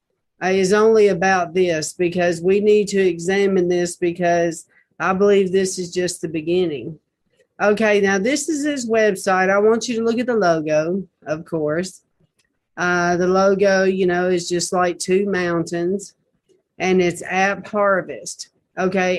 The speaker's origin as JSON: {"language": "English", "town": "Nashville", "region": "Tennessee", "country": "United States", "tie": "born or raised there", "said": "I was born in Nashville"}